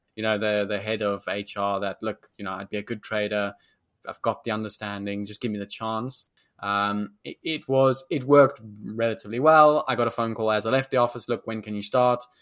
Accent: South Africa; moved away as an adult; also born or lived in London; South Africans, we are very naturally confident

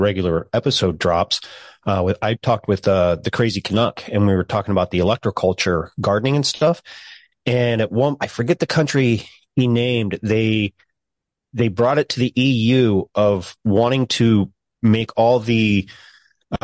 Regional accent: Idaho, United States; I'm from Idaho. I live there.

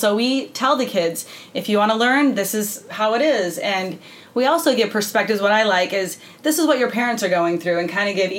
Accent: Flagstaff, Arizona, United States; also born or lived in New Mexico / Utah; Flagstaff, Arizona, I say is home.

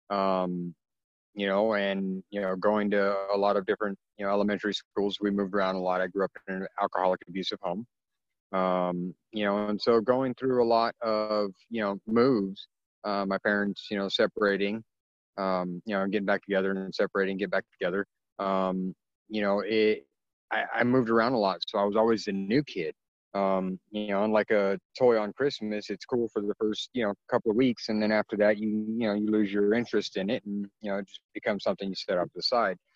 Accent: California, United States; born there; you know, in 1977, when I was born, um, you know, I'm I'm half Filipino, um, and my biological father's race on my birth certificate is listed as yellow number six um, because California back in the you know in the, the mid 70s

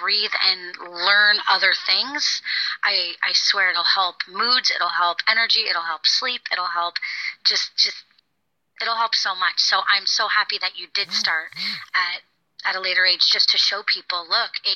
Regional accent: Florida, United States; moved away as an adult; also born or lived in London; I grew up in Florida, so I moved far away

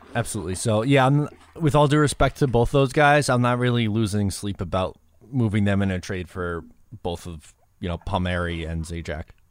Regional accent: Long Island, New York, United States; I'm from Long Island

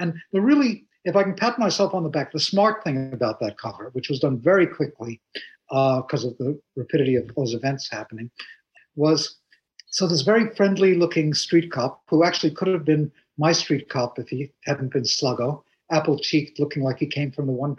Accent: New York, United States; I'm a New Yorker

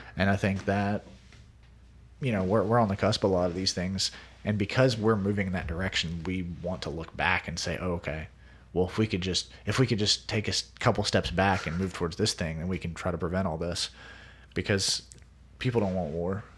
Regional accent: United States; being an American

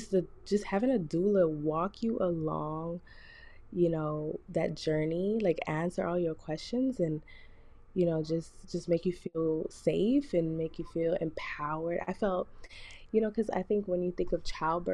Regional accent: South Florida, United States; moved away as an adult; also born or lived in Jamaica (ancestry); now in Mississippi, United States; I'm from South Florida. My family's Jamaican. And I moved here to Mississippi.

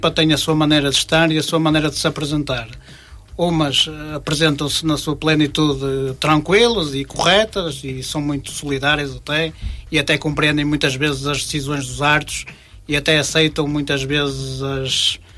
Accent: Norte, Portugal; uma vez que eu não sou de Famalicão, sou de cidade próxima

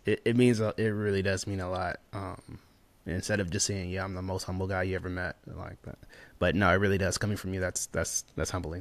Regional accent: St. Louis, Missouri, United States; moved away as an adult; also born or lived in Lakeland, Florida / Tampa, Florida; He had one bathroom in the house, uh, growing up in Saint Louis

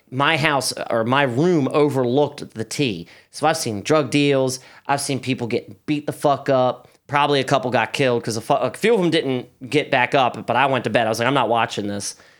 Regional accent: Baltimore, Maryland, United States; I don't say Highland Town

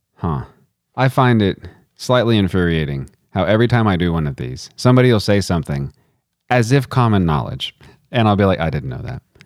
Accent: United States; as an American

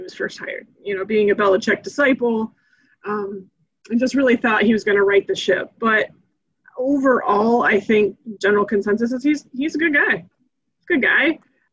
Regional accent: Grand Rapids, Michigan, United States; moved away; I was born and raised in Grand Rapids, Michigan, and the majority of my extended family is still there. I'm like the only one that got away

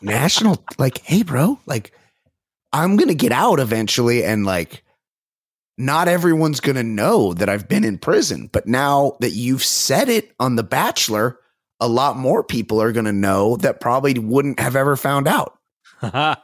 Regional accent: Orange County, California, United States; I'm from Orange County

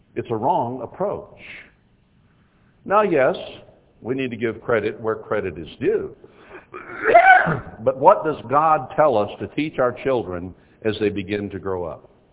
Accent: Texas, United States; I was born in Texas.

